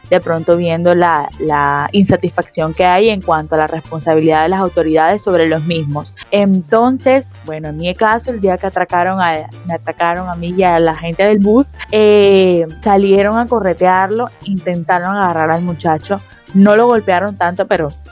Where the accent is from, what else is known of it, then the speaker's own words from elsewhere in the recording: Barranquilla, Atlántico, Colombia; Yo creo que esa es una de las situaciones que de pronto a nosotros como barranquilleros de pronto nos ataca un poquito más